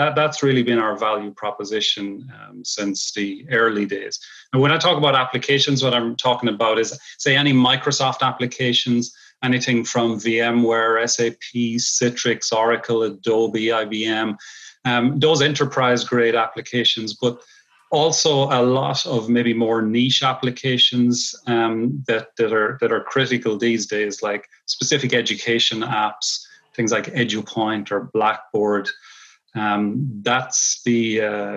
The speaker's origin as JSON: {"language": "English", "country": "Ireland", "moved": "as an adult", "lives_now": "Long Island, New York, United States", "said": "I'm originally from Ireland. I've spent a lot of my early career in Ireland"}